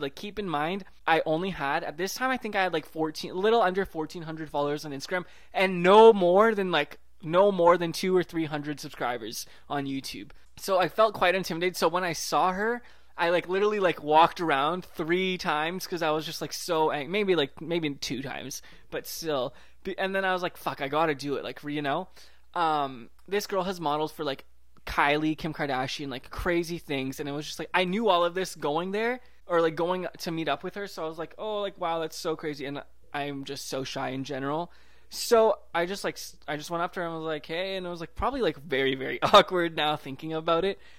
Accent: Vancouver, British Columbia, Canada; also born or lived in Toronto; I was from Vancouver

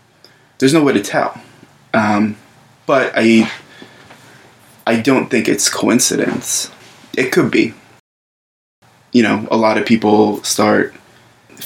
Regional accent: Scranton, Pennsylvania, United States; moved away; I'm from Scranton originally

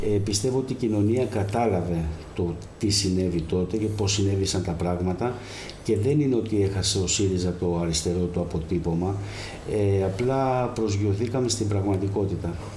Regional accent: Keratsini, Attica, Greece; moved away as an adult; now in Kefalonia, Greece; γεννήθηκα στον Πηλιά, στο Κερατσίνι σε μια περιοχή

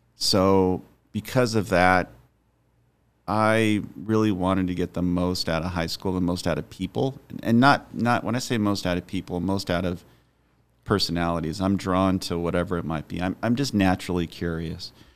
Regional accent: Highland, California, United States; I grew up in, in Highland, so it's on the, I guess it would be the, the east part of the San Bernardino Valley

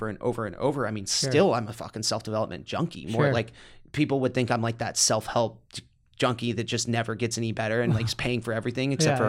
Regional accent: Midwest, United States; growing up in the Midwest, you think that's all the money in the world.

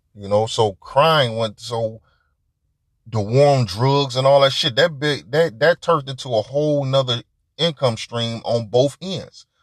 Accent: Detroit, Michigan, United States; I'm from Detroit

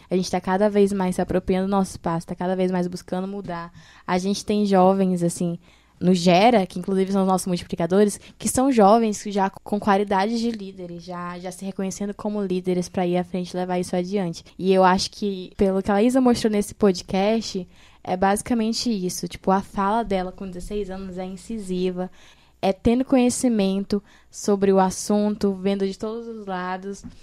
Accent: Fortaleza, Ceará, Brazil; E, e a, gente, a gente, enquanto fortalezense, enquanto é, jovens fortalezense, estamos cada vez mais ganhando esse protagonismo

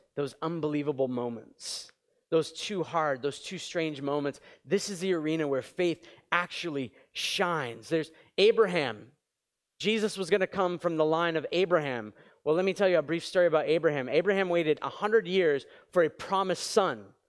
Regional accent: New England, United States; now in Montreal, Canada; I grew up in New England. It was freezing and moved to Montreal

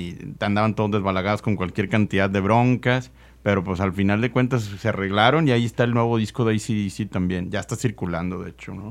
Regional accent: Nuevo León, Mexico; nosotros crecimos aquí escuchando música en la localidad, aquí en, Nuevo León

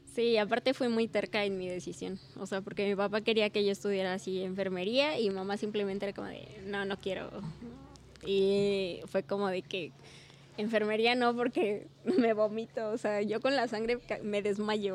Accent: Pachuca, Hidalgo, Mexico; moved away as an adult; now in Tulancingo, Mexico; Yo soy originaria de Pachuca

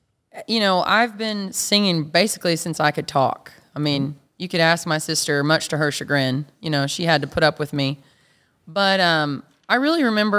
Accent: Two Buttes, Colorado, United States; Yeah, Two Buttes, Colorado. Yep.

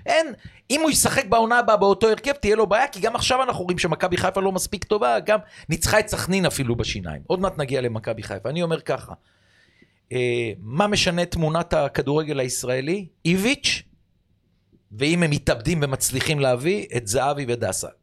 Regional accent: Israel; אני כאורח מישראל

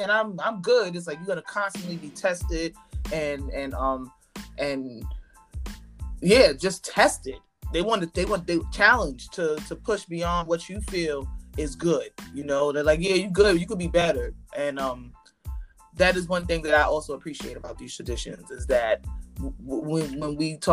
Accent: New York, United States; I went to school in Spanish Harlem my whole life. So I grew up around Santeria

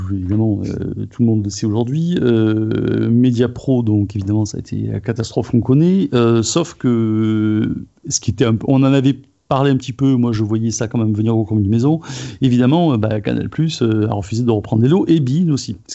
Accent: Marseille, Provence-Alpes-Côte d'Azur, France; ah ben oui, mais je ne parle pas pour les autres clubs, je suis Marseillais.

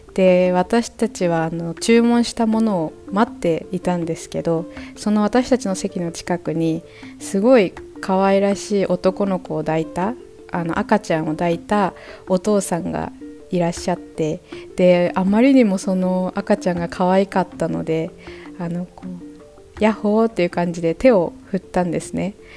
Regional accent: Japan; now in Mexico

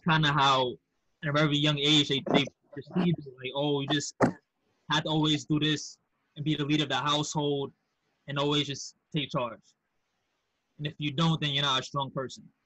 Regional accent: New York City, New York, United States; also born or lived in Manhasset, Long Island; I grew up in House Queens, but I went to high school in Manhasset, Long Island

